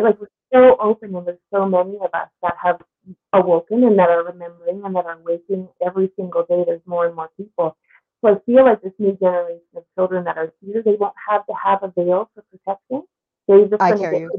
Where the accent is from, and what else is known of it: Newfoundland and Labrador, Canada; born or raised there